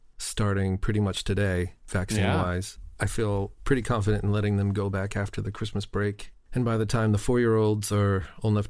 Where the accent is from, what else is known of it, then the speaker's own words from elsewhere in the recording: New Jersey, United States; moved away; I'm from New Jersey